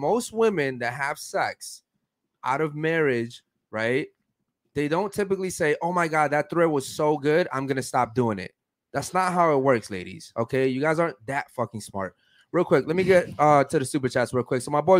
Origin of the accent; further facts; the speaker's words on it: Baltimore, Maryland, United States; I was raised in Baltimore, Maryland, where there's nothing but violence, drugs, and murder.